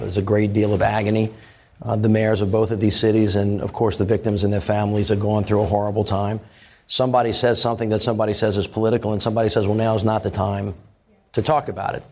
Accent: Louisiana, United States; I'm from Louisiana, very, very heavy pro-Second Amendment state

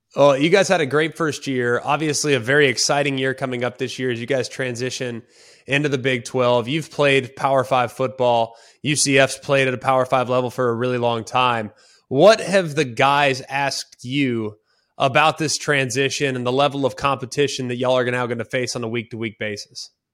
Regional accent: Dallas, Texas, United States; moved away; I, I grew up in Big twelve country

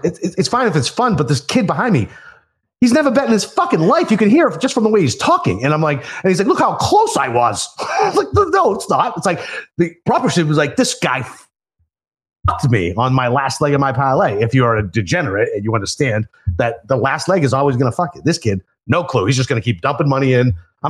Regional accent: Northeast, United States; we're from the Northeast.

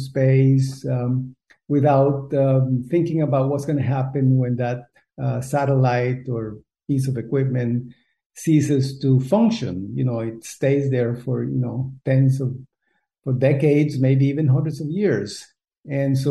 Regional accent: Costa Rica; moved away; also born or lived in United States; I was born in Costa Rica. We don't have a lot of hamburgers here

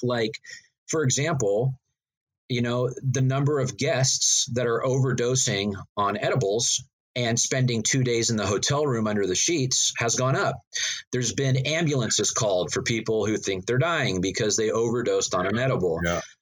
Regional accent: Northern California, United States; growing up in Northern California, that's just part of our culture here

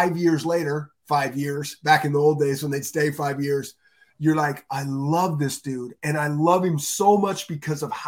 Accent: the West, United States; growing up in the West

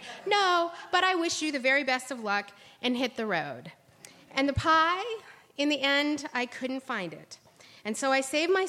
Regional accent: Ohio, United States; I'm from Ohio

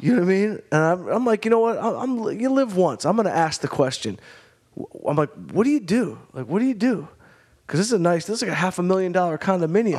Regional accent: Detroit, Michigan, United States; moved away as an adult; also born or lived in Arizona; now in Los Angeles, United States; I was from Detroit

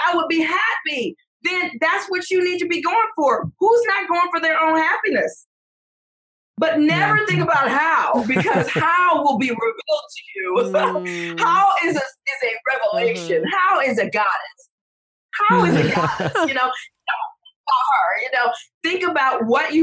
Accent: Detroit, Michigan, United States; I'm from Detroit.

